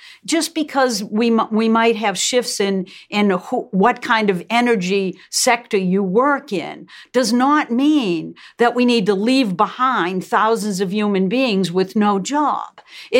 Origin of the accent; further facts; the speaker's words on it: Massachusetts, United States; We're both from Massachusetts.